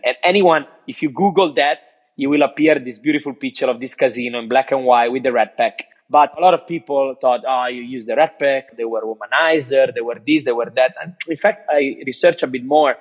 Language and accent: English; Cinque Terre, Italian Riviera, Liguria, Italy; English is a second language; now in Australia; I grew up in Cinque Terre, in the Italia Riviera